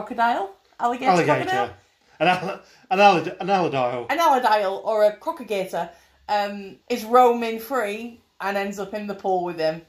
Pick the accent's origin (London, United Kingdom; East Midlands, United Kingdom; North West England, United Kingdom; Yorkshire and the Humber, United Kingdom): Yorkshire and the Humber, United Kingdom; we're from Yorkshire